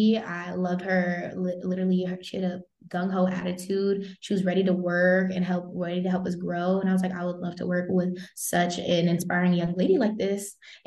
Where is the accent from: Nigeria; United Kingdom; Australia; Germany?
Germany; because me growing up in Germany, I read a lot about Audre Lorde